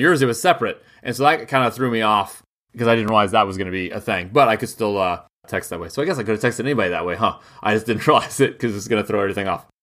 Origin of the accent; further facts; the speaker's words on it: United States; I'm an American who's allowed in France